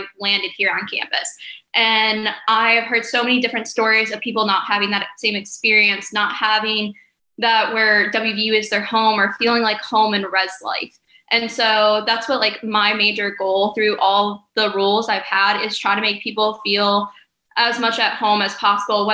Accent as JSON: {"language": "English", "town": "North Ridgeville", "region": "Ohio", "country": "United States", "moved": "as an adult", "lives_now": "Morgantown, United States", "said": "I am from North Ridgeville, Ohio"}